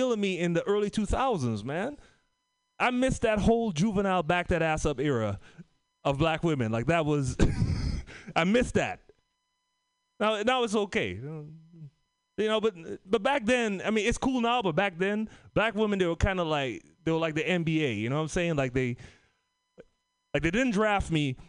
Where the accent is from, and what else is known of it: Trinidad & Tobago; moved away; also born or lived in Oakland / Bay Area